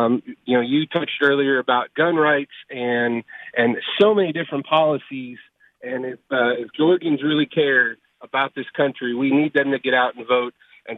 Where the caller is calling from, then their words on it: Knoxville, Tennessee, United States; I'm calling from Knoxville, Tennessee.